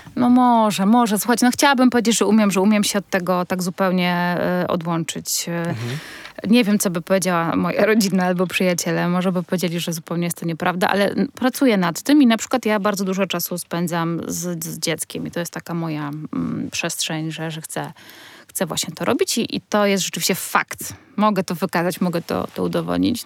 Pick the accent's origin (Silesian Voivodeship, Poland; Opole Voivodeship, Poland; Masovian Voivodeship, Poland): Masovian Voivodeship, Poland; Warsaw; jestem, wiecie, z Warszawy